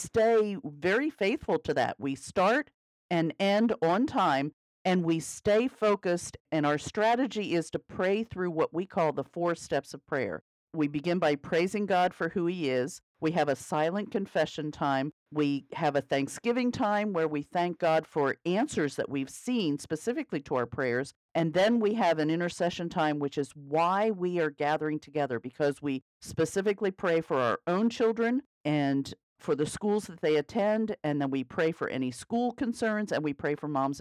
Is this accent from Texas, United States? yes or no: no; York County, Pennsylvania, United States; moved away as an adult; also born or lived in Alabama / Mississippi / Connecticut; Ken and I live here in York County, Pennsylvania, which is actually where I was born and raised